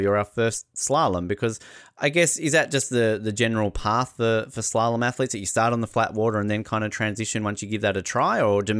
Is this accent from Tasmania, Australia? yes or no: yes; Tasmania, Australia; my home state in Tasmania